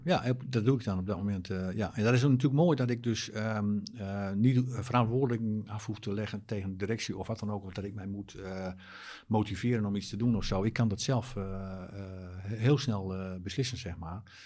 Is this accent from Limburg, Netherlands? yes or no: no; Drenthe, Netherlands; ik kom uit Drenthe.